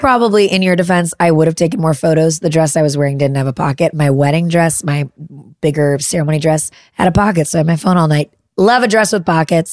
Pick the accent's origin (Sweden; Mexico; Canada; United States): United States; Midwest; I'm a Midwesterner